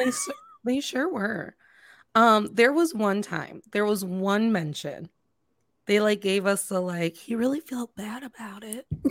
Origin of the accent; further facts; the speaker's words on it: Northwest Indiana, United States; I grew up in Northwest Indiana.